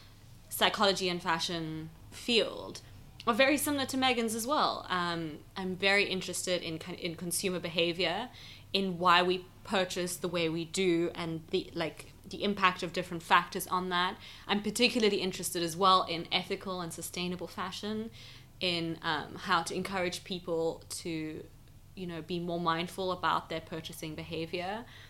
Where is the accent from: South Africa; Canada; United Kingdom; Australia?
South Africa; Johannesburg, Gauteng; So I am South African. I grew up in Johannesburg.